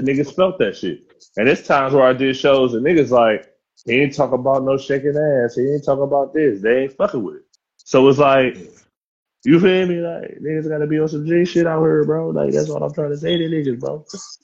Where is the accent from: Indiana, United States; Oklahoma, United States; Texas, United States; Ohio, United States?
Ohio, United States; Cleveland; I'm from the Clare